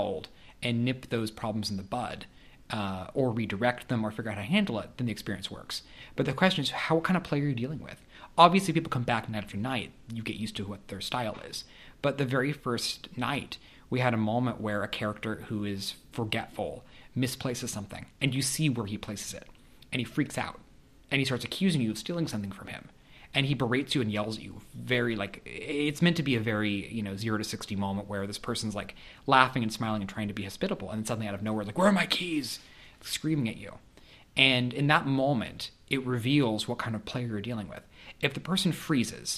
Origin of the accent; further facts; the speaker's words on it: Kansas, United States; moved away as an adult; also born or lived in St. Louis; I grew up in Kansas, and I knew a lot of kids in my private school